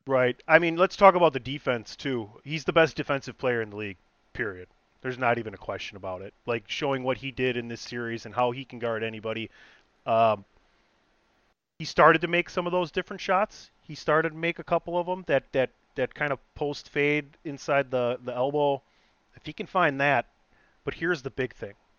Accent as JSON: {"language": "English", "area": "suburb bordering Milwaukee", "region": "Wisconsin", "country": "United States", "tie": "born or raised there", "said": "hometown, born and raised in a suburb like bordering Milwaukee"}